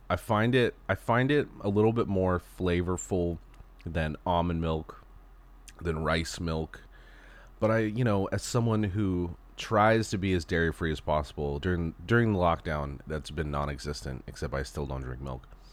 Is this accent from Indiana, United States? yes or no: no; Southern California, United States; moved away as an adult; also born or lived in Texas; a Southern California boy